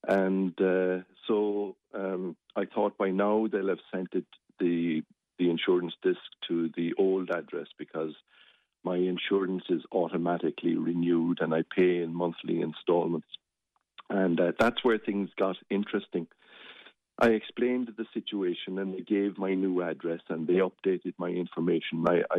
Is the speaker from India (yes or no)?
no; Limerick, Munster, Ireland; And I come from Thomangate originally. And I'm quite proud of that.